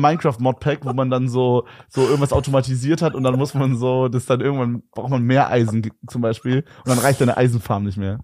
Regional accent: Berlin, Germany; da gab es nur so Naturfilme bei uns in Berlin

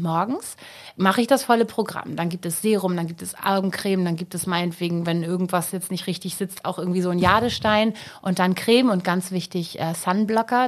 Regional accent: Hamburg, Germany; Hamburg ist halt meine Heimat

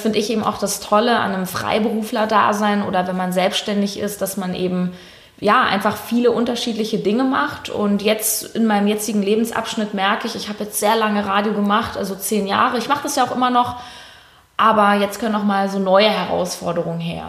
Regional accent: Berlin, Germany; ich äh, lebe in Berlin, bin auch Berlinerin

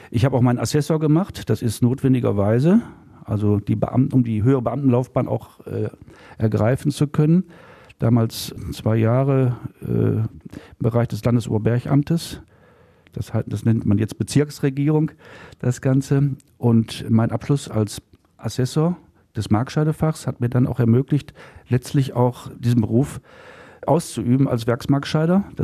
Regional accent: Gladbeck, North Rhine-Westphalia, Germany; born there; ne, geboren

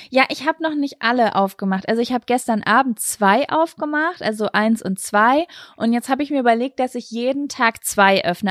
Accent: Lübbecke, North Rhine-Westphalia, Germany; moved away; Ich war die letzten drei, vier Tage in Lübbecke, meine Heimatstadt, bei meiner Mama

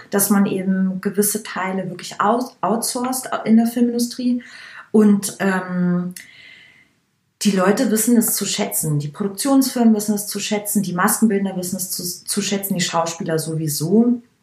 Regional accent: Langenmosen, Bavaria, Germany; now in Berlin, Germany; Das Dorf, in dem ich, also, in dem ich groß wurde, heißt Langenmosen

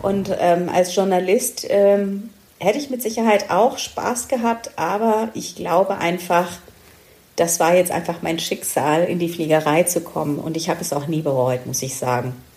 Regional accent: Stuttgart, Baden-Württemberg, Germany; ich komme aus Stuttgart

